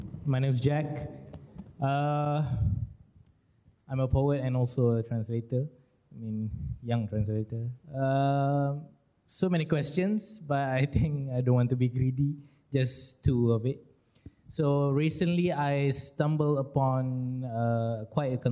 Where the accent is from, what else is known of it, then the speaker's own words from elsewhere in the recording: Ipoh, Perak, Malaysia; I am from Ipoh